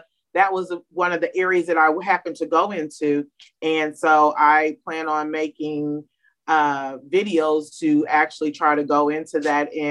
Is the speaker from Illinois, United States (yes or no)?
yes; Springfield, Illinois, United States; I'm from Springfield, Illinois